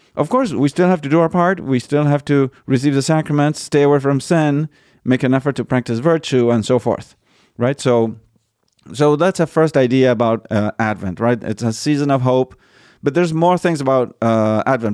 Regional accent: Argentina; moved away; they moved to Argentina and I was born in Argentina. I never visited the U S when I was little.

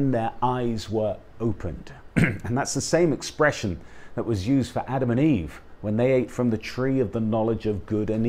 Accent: United Kingdom; I'm a British guy, I'm part of the United Kingdom because I have British parents and was born there

